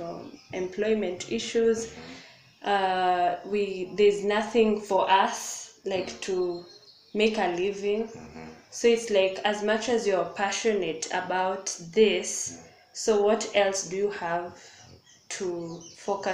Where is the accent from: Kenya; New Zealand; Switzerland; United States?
Kenya; Maasai community, Kajiado County